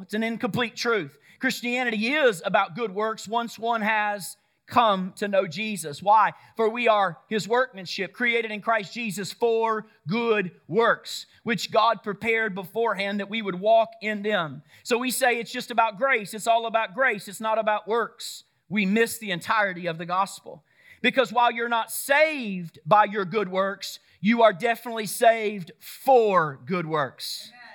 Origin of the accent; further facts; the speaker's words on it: Woodstock, Georgia, United States; my hometown, right? Right here in Woodstock, Georgia